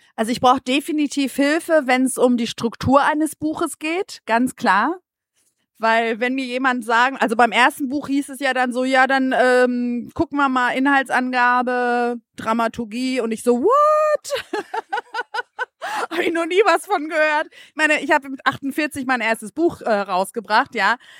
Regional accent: Greece; now in Germany; als Griechin

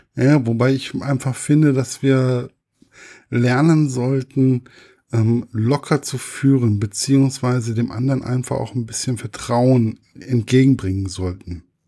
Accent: Giessen, Hesse, Germany; ich komme ja hier aus Gießen, Marburg

